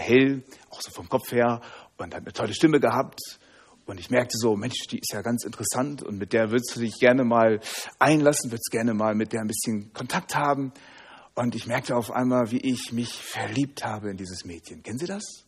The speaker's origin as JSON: {"language": "German", "town": "Hanover", "region": "Lower Saxony", "country": "Germany", "said": "Ich komme aus Hannover"}